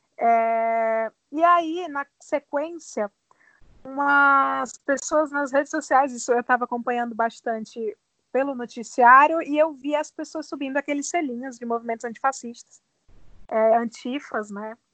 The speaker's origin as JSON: {"language": "Portuguese", "region": "Ceará", "country": "Brazil", "moved": "yes", "lives_now": "São Paulo, Brazil", "said": "Também sou cearense"}